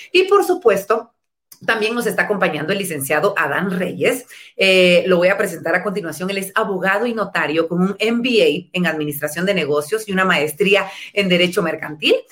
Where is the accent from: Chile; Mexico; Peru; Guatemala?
Guatemala; los guatemaltecos en nuestro país